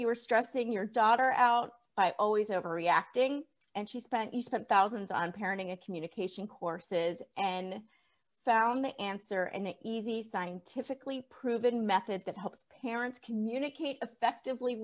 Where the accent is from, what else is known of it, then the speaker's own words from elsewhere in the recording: State College, Pennsylvania, United States; I grew up in State College, Pennsylvania